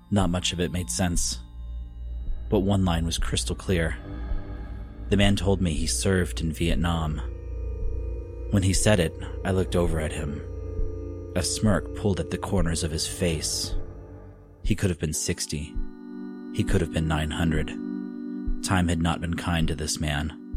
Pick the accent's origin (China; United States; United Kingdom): United States; Oklahoma; All of them near my hometown in Oklahoma.